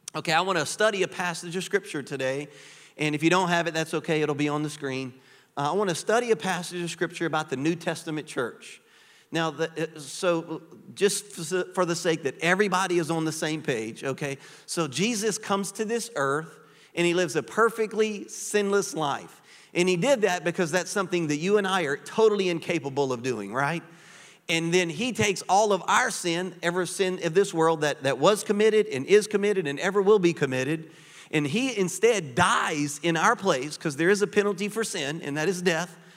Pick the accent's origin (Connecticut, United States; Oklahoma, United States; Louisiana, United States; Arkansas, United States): Louisiana, United States; moved away as an adult; now in Florida, United States; I am originally from Louisiana. Cajuns.